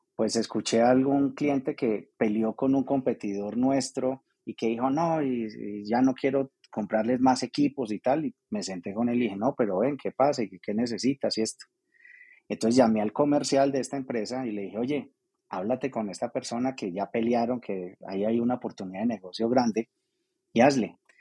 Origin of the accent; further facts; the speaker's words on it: Armenia, Quindío, Colombia; moved away as an adult; los que salimos de Armenia hace unos años a eso, a estudiar y a trabajar y a desarrollarnos